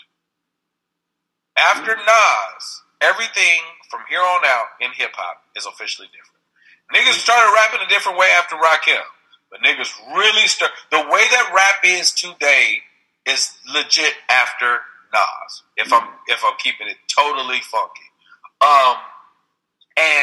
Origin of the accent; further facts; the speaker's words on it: Houston, Texas, United States; also born or lived in San Francisco Bay Area, California; now in Los Angeles, United States; I grew up in Houston, Texas